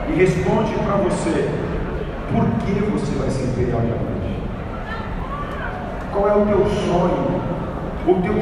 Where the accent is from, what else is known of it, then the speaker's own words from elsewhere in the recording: São Paulo, Brazil; eu sou do Lausanne, cara. Eu saí do extremo norte de São Paulo. Eu saí do Lausanne.